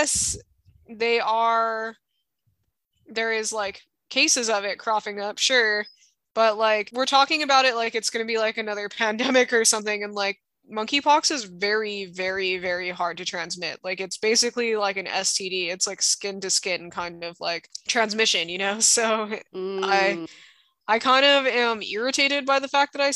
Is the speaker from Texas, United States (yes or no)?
no; Hawaii, United States; the kids I grew up with in Hawaii